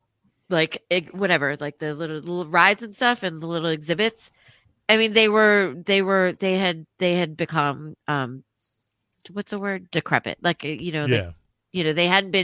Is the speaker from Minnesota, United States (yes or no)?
no; Columbia, Maryland, United States; I grew up in Columbia